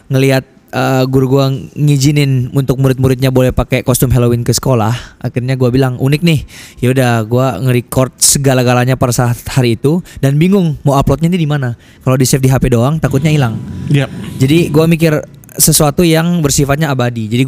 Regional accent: Makassar, South Sulawesi, Indonesia; now in Seattle, United States; gue asli Makassar

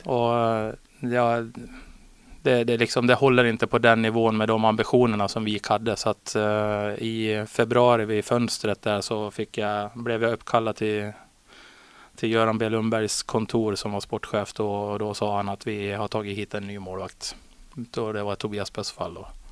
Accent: Borlänge, Dalarna County, Sweden; moved away as an adult; now in Västerås, Sweden; jag började hemma i Borlänge

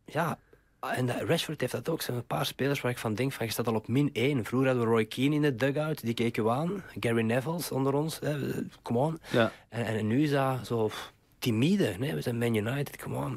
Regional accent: Mechelen, Flanders, Belgium; now in Amsterdam, Netherlands; mijn roots liggen in Mechelen.

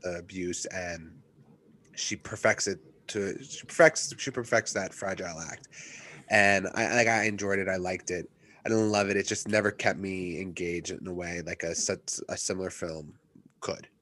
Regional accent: Westchester, New York, United States; I'm from Westchester, I grew up here

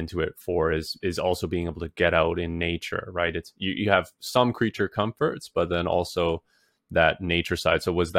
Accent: British Columbia, Canada; now in Ontario, Canada; Well, I'm originally from British Columbia, Canada. I'm living in Ontario now.

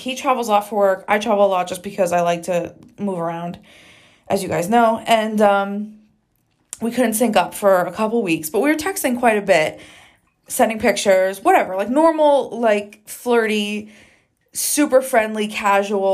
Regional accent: New Jersey, United States; now in Arizona, United States; We are both from the East Coast. I'm from Jersey.

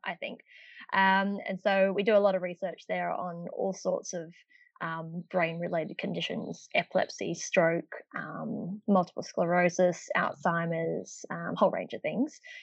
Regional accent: Perth, Western Australia, Australia; moved away as an adult; now in Melbourne, Australia; I'm actually from Perth uh, in Western Australia originally.

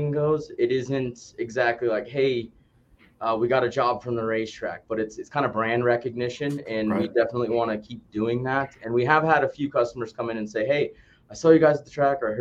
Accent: Westminster, Colorado, United States; now in Greeley, United States; I am born and raised in Westminster

